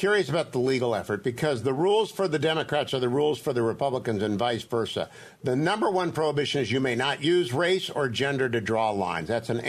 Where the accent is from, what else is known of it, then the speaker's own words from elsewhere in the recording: Virginia, United States; moved away as an adult; also born or lived in California; I'm a Virginian. I supported him during the primary. I moved back here.